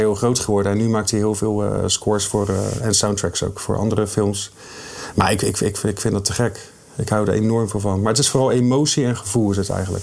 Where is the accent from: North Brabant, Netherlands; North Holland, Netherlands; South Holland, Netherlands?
South Holland, Netherlands; Rotterdam